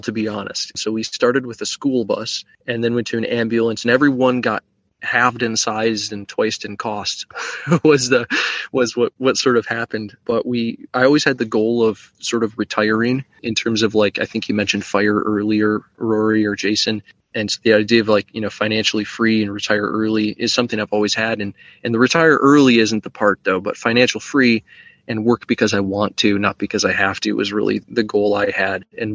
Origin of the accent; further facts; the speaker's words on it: West Michigan, United States; I grew up in West Michigan